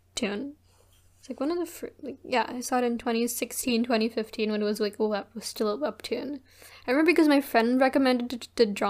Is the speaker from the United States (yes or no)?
no; South Korea; moved away; I grew up in Korea